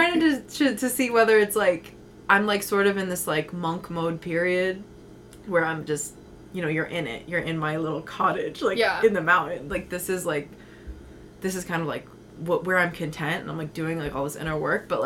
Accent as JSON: {"language": "English", "region": "New Jersey", "country": "United States", "moved": "as an adult", "lives_now": "Sedona, United States", "said": "I'm from the East Coast. I'm from New Jersey"}